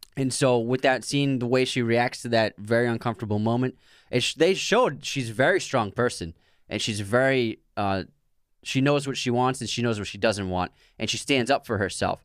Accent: Boston, Massachusetts, United States; We're from Boston

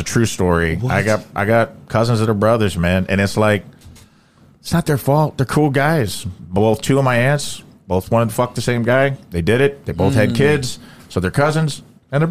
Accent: Dowell, Illinois, United States; now in St. Louis, United States; I grew up in Southern Illinois in a very rural. It was in a town called Dowell, Illinois, with 500 people in it

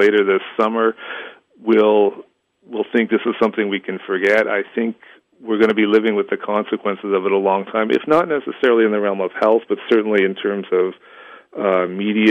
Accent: Canada; As a Canadian writer

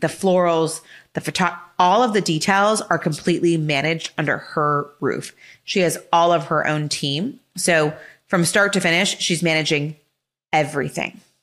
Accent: Los Angeles, California, United States; grew up in L A, when to U S C, fight on. So born and raised in Southern California

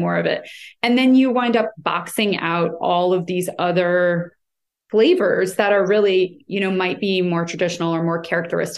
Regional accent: United States; I'm American

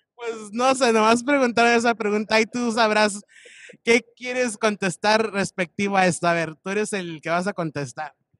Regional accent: Michoacán, Mexico; yo también soy de Michoacán. Soy de, del pueblo San Juan de Michoacán

